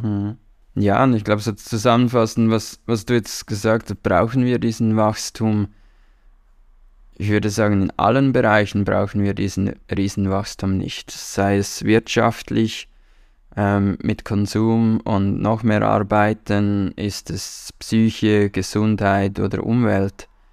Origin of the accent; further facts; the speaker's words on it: Switzerland; Wir haben nicht viele Traditionen in der Schweiz